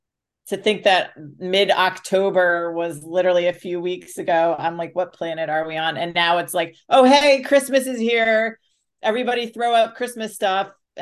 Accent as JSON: {"language": "English", "town": "Greenwich", "region": "Connecticut", "country": "United States", "tie": "born or raised there", "said": "And the town I grew up in Connecticut, Greenwich, very wealthy. A lot of well-off people. It was the first town outside New York City."}